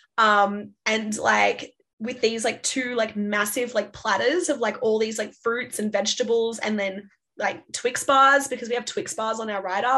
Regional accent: Sydney, New South Wales, Australia; moved away; I'm originally from Sydney

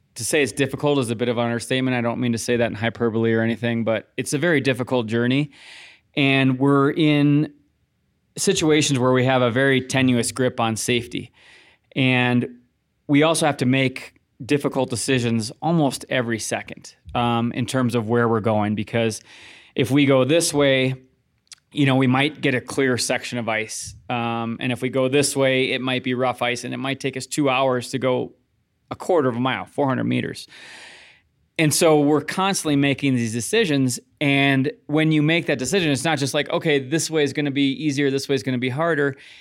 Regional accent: Midwest, United States; growing up in the Midwest

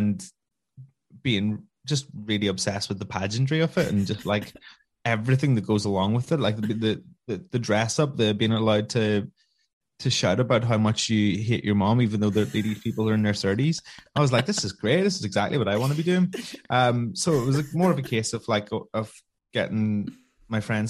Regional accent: Omagh, Northern Ireland, United Kingdom; I'm from Oma, County Tyrone

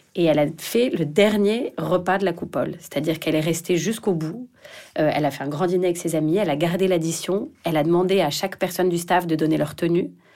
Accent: Paris, Île-de-France, France; je suis parisienne

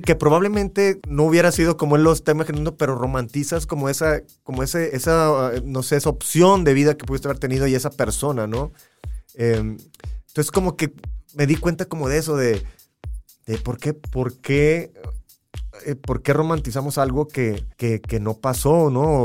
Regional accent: Matamoros, Tamaulipas, Mexico; Yo soy de Matamoros, Tamaulipas, y, y pues nací pegado a, la, frontera

